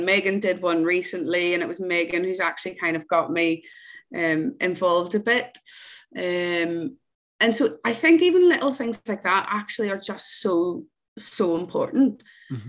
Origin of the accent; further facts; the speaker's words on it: Northern Ireland, United Kingdom; when I was growing up in Ireland